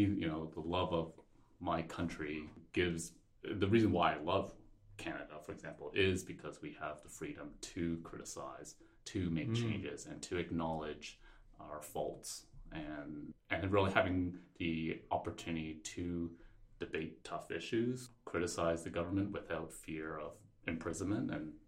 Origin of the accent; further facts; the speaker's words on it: Malaysia; born there; So I was born in Malaysia, for example